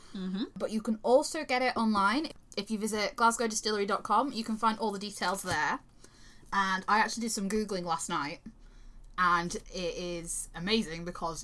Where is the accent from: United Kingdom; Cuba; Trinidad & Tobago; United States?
United Kingdom; Yorkshire and the Humber; I'm from Yorkshire. My Scottish mother brought me up wrong.